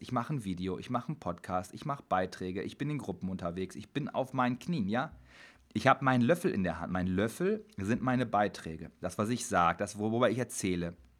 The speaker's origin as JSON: {"language": "German", "town": "Dortmund", "region": "North Rhine-Westphalia", "country": "Germany", "said": "Ich komme aus Dortmund"}